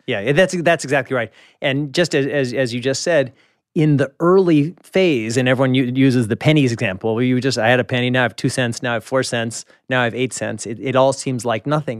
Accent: Kansas City, Missouri, United States; moved away; I'm from Kansas City

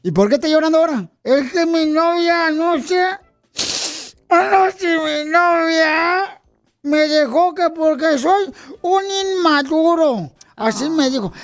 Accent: Monterrey, Nuevo León, Mexico; moved away; yo nací en Monterrey, Nuevo León

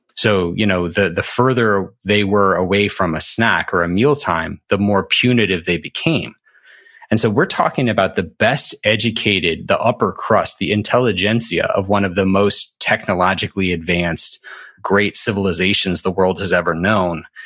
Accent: Alabama, United States; I'm from Alabama

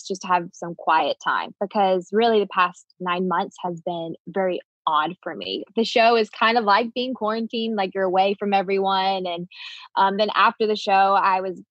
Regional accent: the South, United States; growing up in the South

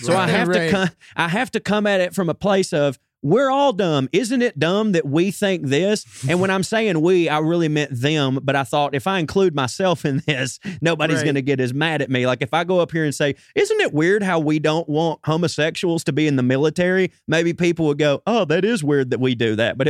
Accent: Georgia, United States; when I was 16 and 17 doing that stuff in Georgia

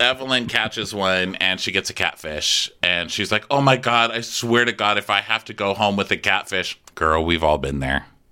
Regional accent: Texas, United States; I'm from Texas

